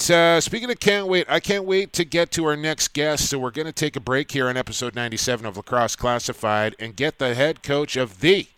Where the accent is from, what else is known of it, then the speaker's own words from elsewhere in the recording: Coquitlam, British Columbia, Canada; my hometown of Coquitlam, British Columbia